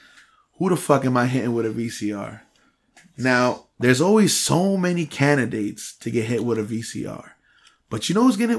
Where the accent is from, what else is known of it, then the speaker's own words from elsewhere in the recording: New Jersey, United States; first language Spanish; English is a second language; also born or lived in Dominican Republic; I'm proud to have grown up in Jersey. I still rep DR to the fullest, but I'm proud to have grown up in Jersey. And I wouldn't hesitate to raise a family here.